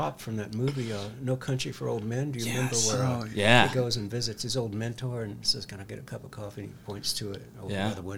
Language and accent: English; Houston, Texas, United States; moved away as an adult; also born or lived in Utah / Mississippi; now in Montana, United States; growing up in Houston, Texas